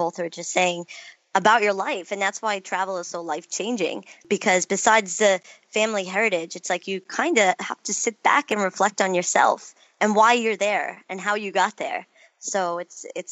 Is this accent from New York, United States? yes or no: yes; New York, United States; as New Yorker